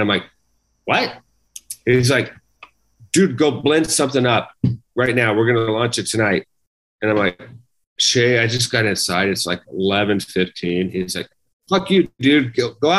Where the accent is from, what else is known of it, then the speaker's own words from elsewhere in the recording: Wyoming, United States; growing up in Wyoming